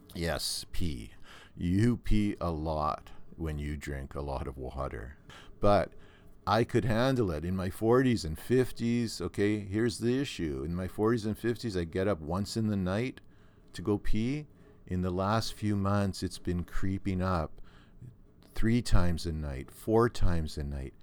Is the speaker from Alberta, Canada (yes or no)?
no; Thunder Bay, Ontario, Canada; I grew up in Thunder Bay